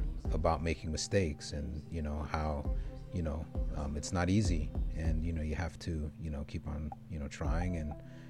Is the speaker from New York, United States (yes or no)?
yes; Brentwood, New York, United States; growing up in Brentwood, you know, kind of multi-ethnic, working class, lower socioeconomic neighborhood